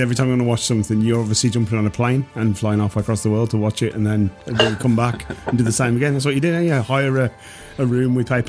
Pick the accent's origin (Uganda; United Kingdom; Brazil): United Kingdom; England; I'm English